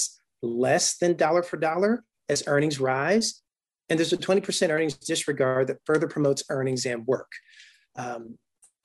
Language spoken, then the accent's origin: English; Durham, North Carolina, United States; now in Montgomery County, Maryland, United States; from my own hometown where I grew up in Durham, North Carolina